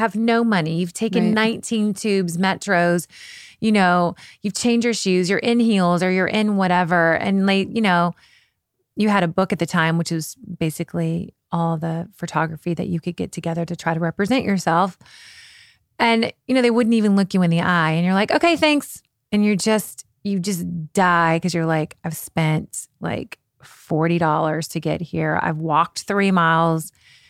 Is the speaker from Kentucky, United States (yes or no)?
yes; Kentucky, United States; also born or lived in London, United Kingdom; You know, I was from Kentucky. My mom grew up on a farm.